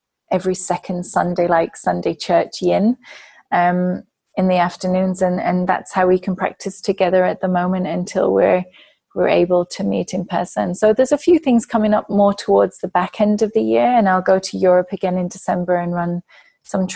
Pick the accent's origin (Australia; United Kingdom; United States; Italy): United Kingdom; England; moved away; as an English person